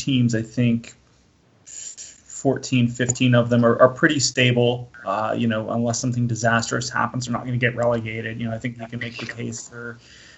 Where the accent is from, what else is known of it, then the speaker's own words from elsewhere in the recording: Florida, United States; When I was a kid growing up in Florida